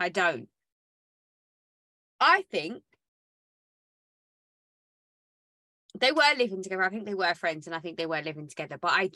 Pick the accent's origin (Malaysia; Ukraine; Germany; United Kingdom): United Kingdom; we're raised as British people